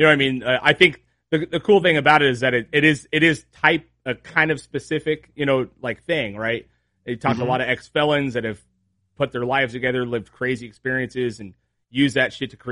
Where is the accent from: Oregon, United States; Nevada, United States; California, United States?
California, United States; Trona; also born or lived in Rosamond, California / Ventura, California; I grew up in the desert, right? I was born way out in like past Lancaster. In Trona, it's Ridgecrest.